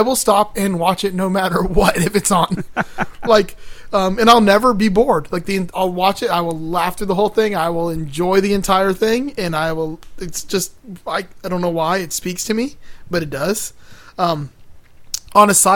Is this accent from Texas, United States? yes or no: no; Miami, Florida, United States; now in Gainesville, United States; growing up in Miami and being a Miami Hurricane fan... And now living in Gainesville